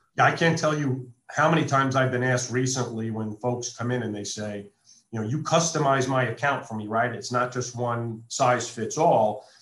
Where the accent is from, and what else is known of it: East Coast, United States; born or raised there; moved away as an adult; now in Las Vegas, United States